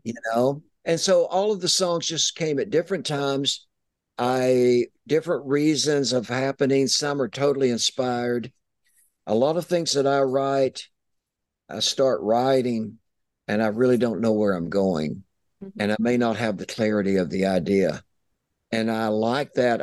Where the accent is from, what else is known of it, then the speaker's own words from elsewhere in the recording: East Tennessee, United States; I'm from East Tennessee